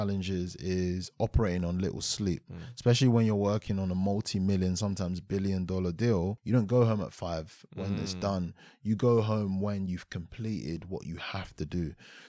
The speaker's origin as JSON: {"language": "English", "region": "London", "country": "United Kingdom", "tie": "born or raised there", "said": "So I grew up in Aylesbury Estate, stayed there for a number of years, and then moved over to like more of Greater London, or should I say Kent."}